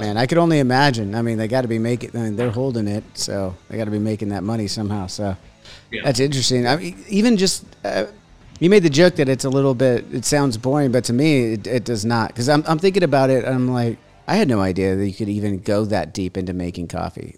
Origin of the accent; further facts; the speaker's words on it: United States; also born or lived in Huntington Beach, United States; as an American